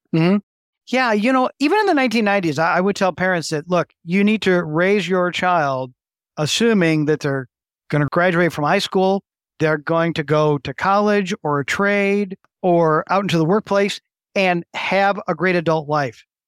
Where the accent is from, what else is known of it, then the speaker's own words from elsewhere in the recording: West Michigan, United States; also born or lived in Cleveland, United States / Baltimore, United States; I grew up in the West Michigan area